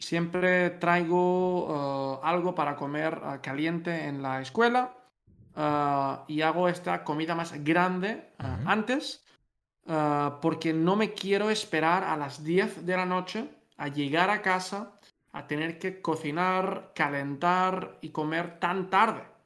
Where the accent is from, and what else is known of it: Spain; moved away as an adult; now in Netherlands